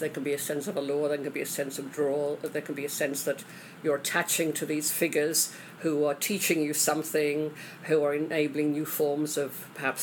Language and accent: English; England, United Kingdom; moved away; I grew up in England